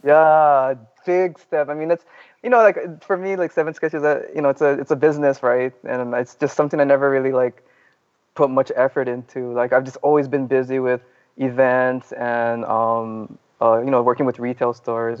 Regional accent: Kauai, Hawaii, United States; moved away as an adult; now in Oahu, United States; Actually, I'm originally from Kauai

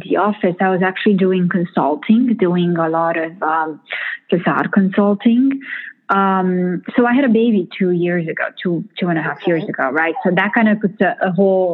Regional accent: Romania; moved away as an adult; also born or lived in Missouri, United States / Boston, United States; now in New York, United States; my first culture shock coming from Romania

